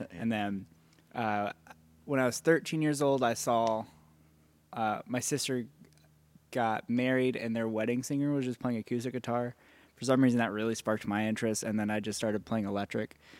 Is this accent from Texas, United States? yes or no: yes; Dallas, Texas, United States; also born or lived in California; I grew up in Dallas.